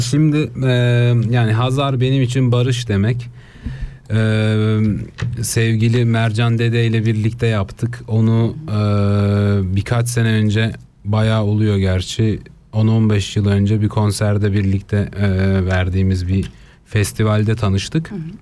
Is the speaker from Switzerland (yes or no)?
yes; Basel, Basel-Stadt, Switzerland; Ben İsviçre Basel'de doğdum.